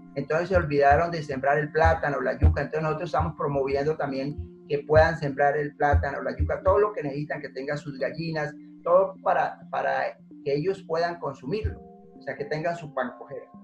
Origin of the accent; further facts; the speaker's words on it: Putumayo, Colombia; yo soy de origen de Putumayo, eh, campesino